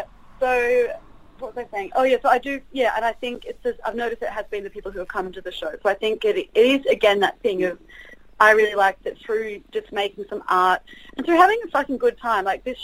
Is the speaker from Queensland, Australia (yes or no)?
no; New South Wales, Australia; because Grace and I are both from, like, outside, we're not from Sydney, we both come from outside of Sydney